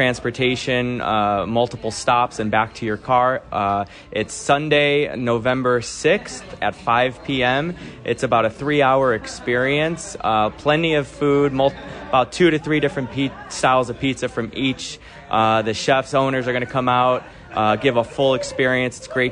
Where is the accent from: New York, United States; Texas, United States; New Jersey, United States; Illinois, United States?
Illinois, United States; Chicago; now in Las Vegas, United States; Chicago, my hometown, but now, you know, I live in Vegas